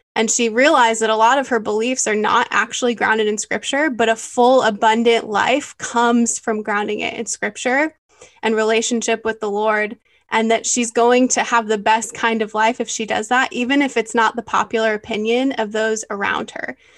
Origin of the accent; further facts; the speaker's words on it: Michigan, United States; moved away as an adult; now in San Antonio, United States; I have been in San Antonio for about five years now, but I grew up in Michigan. I'm a Michigander at heart.